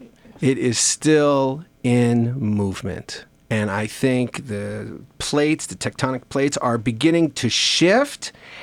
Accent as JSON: {"language": "English", "town": "Long Island", "region": "New York", "country": "United States", "tie": "born or raised there", "said": "I was born in 1976. The last quarter of the 20th century was one in which the emphasis, I grew up on Long Island in New York"}